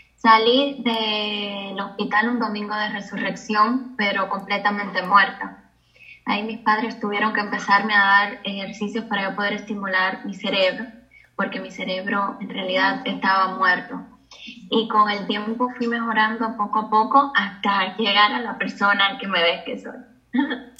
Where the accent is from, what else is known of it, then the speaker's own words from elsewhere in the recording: Cuba; yo nací en Cuba